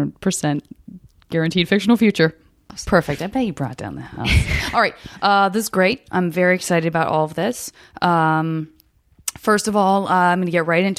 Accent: Arizona, United States; I'm from Arizona, and I have such a fierce love for, like, the Four Corner states

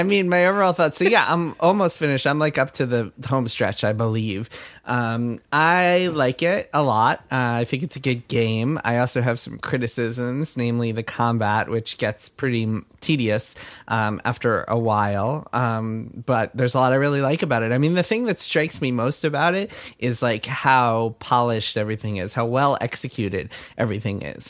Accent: Westchester, New York, United States; my hometown of Westchester

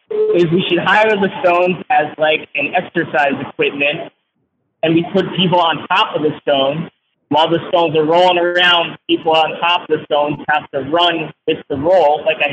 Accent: Wilkes-Barre, Pennsylvania, United States; now in Durham, United States; I'm from Wilkes-Barre, Pennsylvania.

